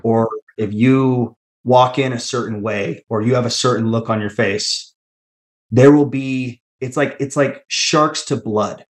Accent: Tacoma, Washington, United States; I grew up in the Tacoma church

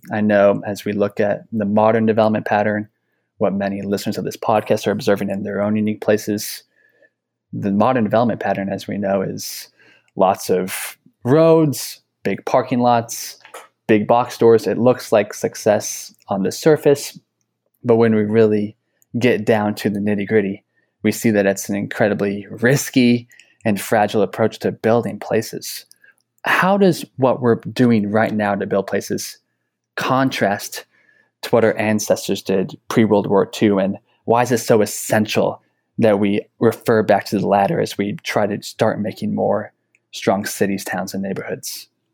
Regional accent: Denton, Texas, United States; my hometown of Denton, Texas

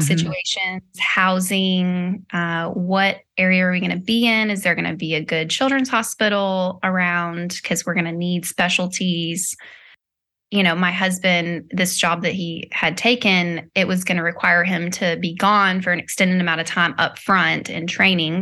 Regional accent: Nashville, Tennessee, United States; also born or lived in Hendersonville, Tennessee; now in California, United States; I'm born and raised in Nashville

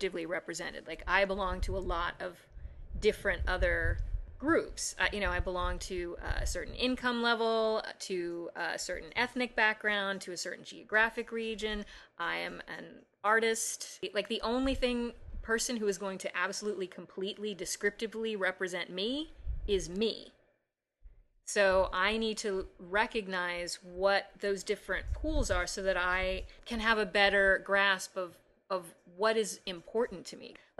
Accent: Chicago, Illinois, United States

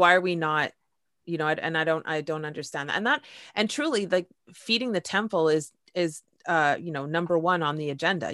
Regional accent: Canada; I'm Canadian

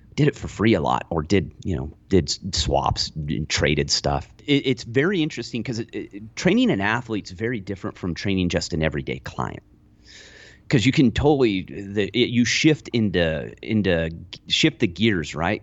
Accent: Lone Pine, California, United States; I grew up in Lone Pine.

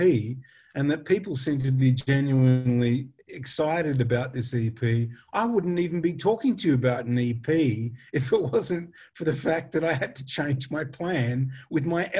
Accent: Western Australia, Australia; moved away; also born or lived in England; we're both Western Australians

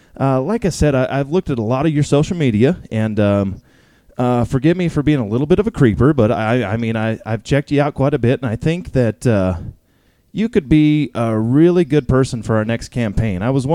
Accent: Reno, Nevada, United States; Like I said, I come from Reno. I'm a city boy

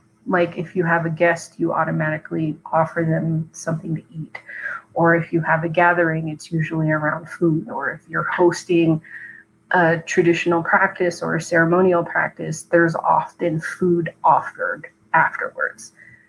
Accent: Arizona, United States; I grew up on the Navajo Nation.

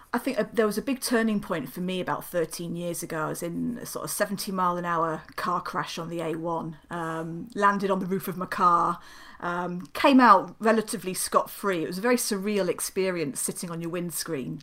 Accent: South of England, United Kingdom; moved away as an adult; now in Newcastle upon Tyne, United Kingdom; I'm a southern softie, so I'm still yeah, climatizing yeah. after 18 years

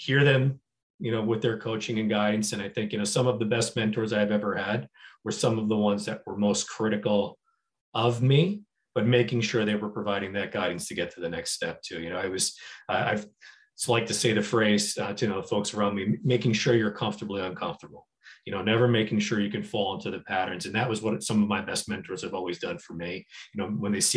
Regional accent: New Jersey, United States; moved away as an adult; also born or lived in Chicago; I'm a kid from New Jersey originally

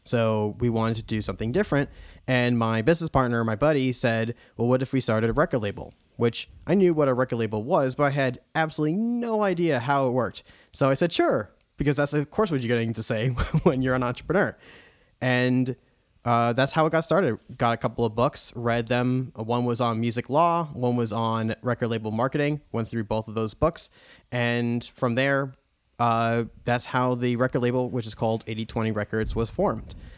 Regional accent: New York, United States; we would drive from New York all the way down to Florida

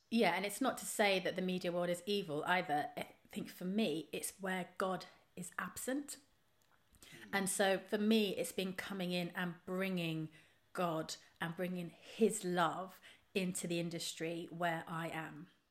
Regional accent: Trowbridge, South West England, United Kingdom; moved away; I grew up in Trowbridge in the West Country.

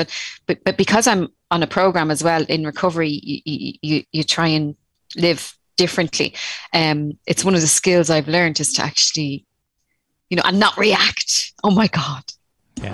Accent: Tallaght, Leinster, Ireland; now in Rosslare Harbour, Ireland; I grew up in Talla

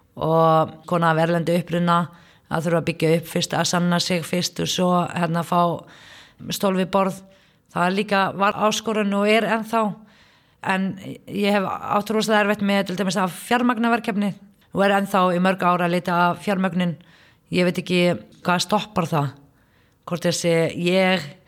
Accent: Palestine; Icelandic is a second language; moved away as an adult; now in Iceland; ég kem frá Palestínu fer í, í háskólanum hérna á Íslandi en þú veist, er, fór ekki grunnskóla

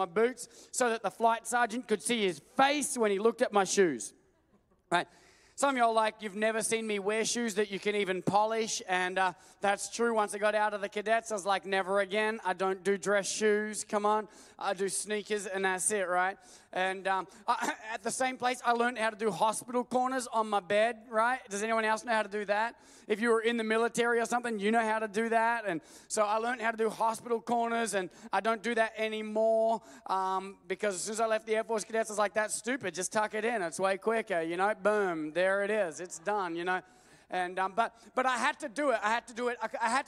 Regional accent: Australia; moved away as an adult; I grew up 28 years in Australia

